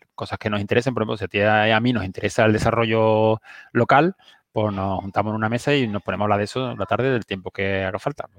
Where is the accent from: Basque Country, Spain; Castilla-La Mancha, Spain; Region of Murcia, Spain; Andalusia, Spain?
Andalusia, Spain; Seville; soy de Triana y en Sevilla